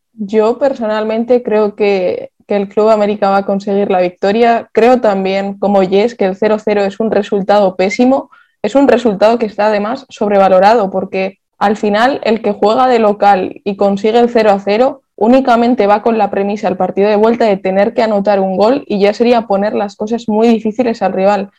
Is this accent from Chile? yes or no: no; Vitoria-Gasteiz, Basque Country, Spain; yo soy de Vitoria